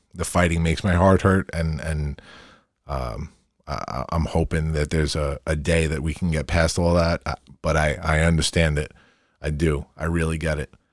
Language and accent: English; Long Island, New York, United States; I'm a hometown boy. And my work is always gonna start in my hometown.